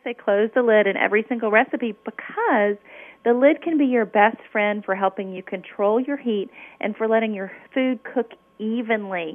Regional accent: Memphis, Tennessee, United States; I grew up in Memphis, Tennessee, which is the land of barbecue.

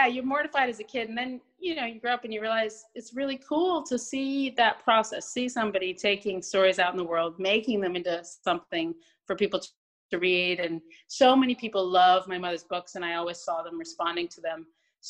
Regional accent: London, United Kingdom; moved away as an adult; now in United States; No, you know what's weird? I'm from London, but my parents are both Americans. So they raised me as an American in London.

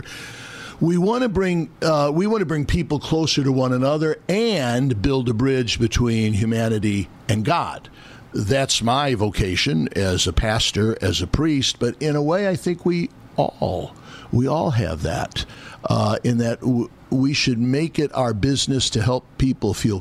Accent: Midwest, United States; now in New York, United States; I'm from the Midwest

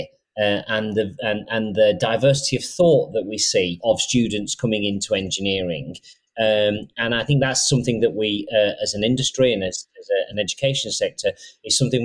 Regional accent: Rochdale, North West England, United Kingdom; I was brought up in Rochdale and I'm the CEO of Siemens now.

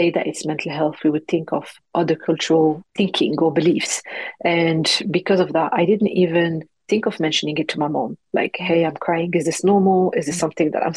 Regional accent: Morocco; accent: French; English is a second language; also born or lived in France; now in London, United Kingdom; It's a Moroccan name because that's where I'm from, born and raised in Morocco. And then I moved to France. That's where you can hear my little French accent in my English. And then finally moved to London when I got married.

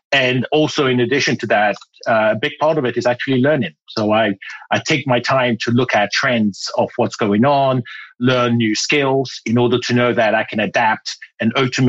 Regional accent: Ghana; accent: British; moved away; also born or lived in United Kingdom; So I was born in Ghana in West Africa and spent my youth there and later on went to the UK where I learned that I had to have elocution lessons to speak like the Queen. And so I had lessons and my accent became British.

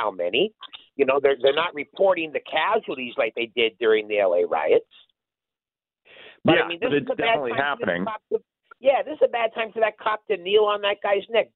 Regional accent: Winnipeg, Manitoba, Canada; Winnipeg, my hometown

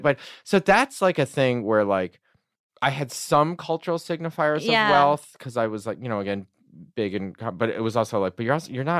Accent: Michigan, United States; I was growing up in Michigan around, you know, in my retrospect opinion, probably too many white people.

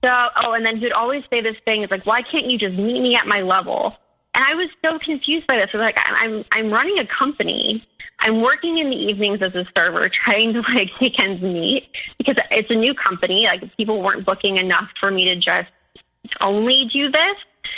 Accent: Midwest, United States; I'm from the Midwest, like we, you know, like that kind of spirituality just isn't like really in our culture.

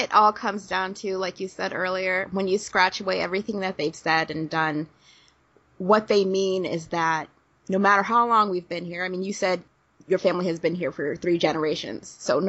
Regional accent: United States; I'm first generation American.

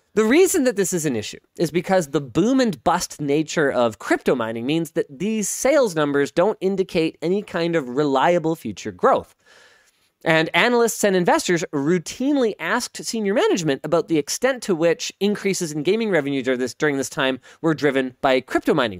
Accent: Canada; I'm Canadian

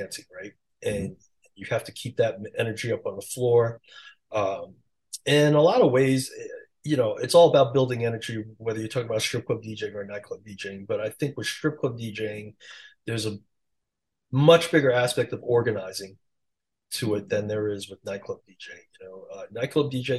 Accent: New York City, New York, United States; accent: New York; English is a second language; moved away as an adult; also born or lived in North Carolina / Las Vegas; I just grew up in Queens, just, you know, had this super strong accent

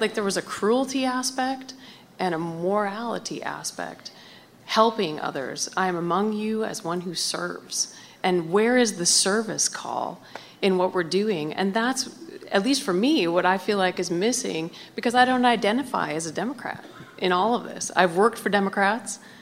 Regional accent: Montana, United States; now in Washington, United States; I grew up in Montana

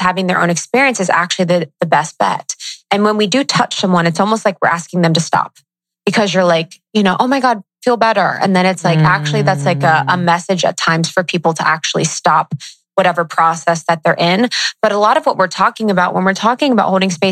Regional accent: Midwest, United States; I'm from the Midwest

